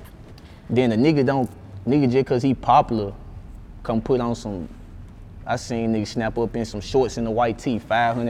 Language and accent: English; West Memphis, Arkansas, United States; I'm from Arkansas.